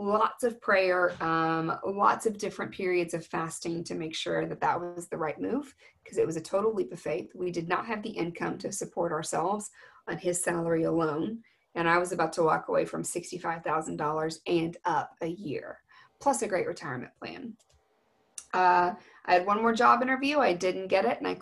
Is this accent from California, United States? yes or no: no; Texas, United States; I'm from Texas